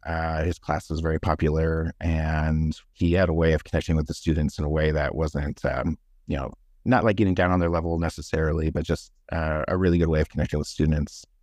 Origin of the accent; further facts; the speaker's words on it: Denver, Colorado, United States; also born or lived in California; I was born in Denver, and then, uh, me and my parents lived there until I, uh, was the, about in kindergarten, and then we moved to California from, you know, kindergarten to about grade, mm, seven, and then moved back to Colorado